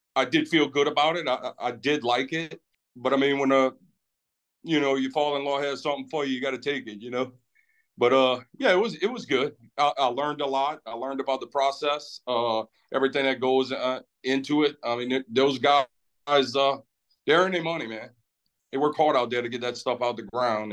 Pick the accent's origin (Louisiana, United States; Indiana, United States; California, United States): Louisiana, United States; Lafitte; been there my whole life